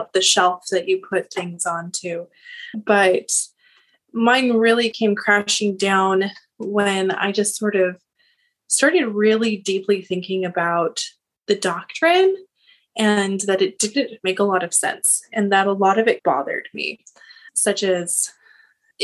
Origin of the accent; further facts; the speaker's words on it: Seattle, Washington, United States; I'm from the Seattle area